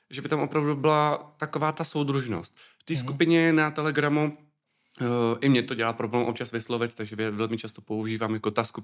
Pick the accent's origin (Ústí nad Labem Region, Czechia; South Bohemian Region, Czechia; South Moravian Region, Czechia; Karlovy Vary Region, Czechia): Ústí nad Labem Region, Czechia; Ústí nad Labem; Eh, z Ústí nad Labem.